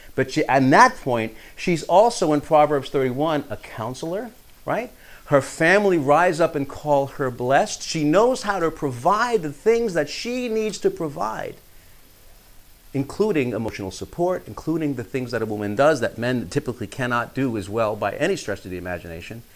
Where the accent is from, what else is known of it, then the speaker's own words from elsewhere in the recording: New York, United States; I'm from New York.